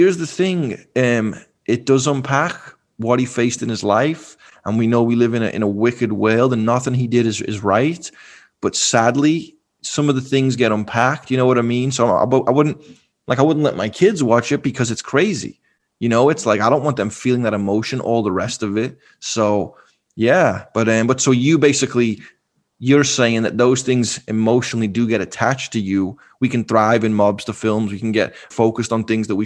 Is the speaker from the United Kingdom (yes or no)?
yes; England, United Kingdom; moved away; Growing up in England